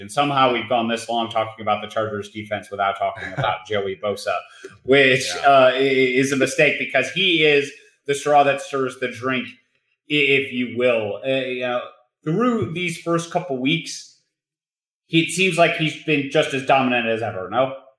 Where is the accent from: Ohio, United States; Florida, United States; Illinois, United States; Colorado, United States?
Ohio, United States; near John Carroll; John Carroll, which is about five minutes from where I grew up